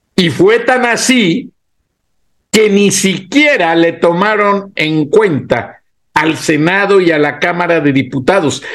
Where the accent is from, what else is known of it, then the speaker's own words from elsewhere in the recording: Mexico; así somos los mexicanos